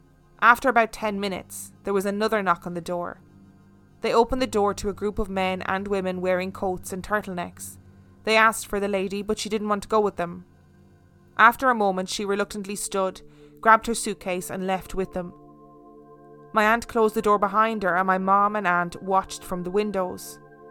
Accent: Denver, Colorado, United States; It's about 45 minutes from where I grew up in Denver, Colorado.

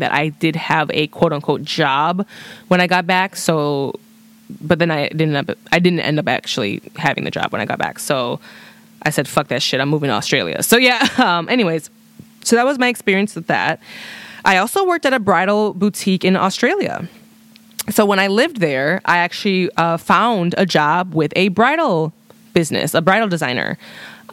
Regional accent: Chicago, Illinois, United States; I'm from Chicago.

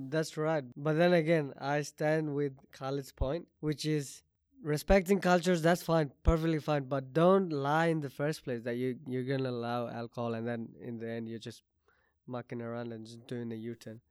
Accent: Oman; I grew up in Oman

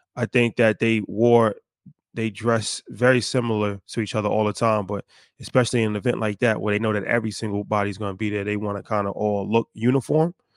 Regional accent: United States; how we were raised in America

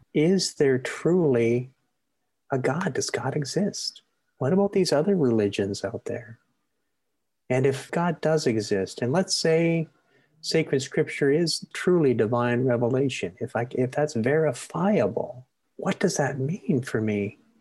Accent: Maple Ridge, British Columbia, Canada; I grew up in Maple Ridge

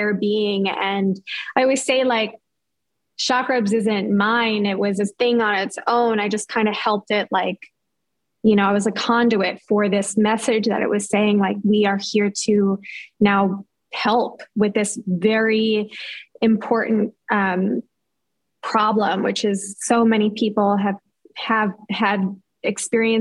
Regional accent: New York, United States; moved away as an adult; also born or lived in Los Angeles; I grew up in New York, but I moved with that boyfriend

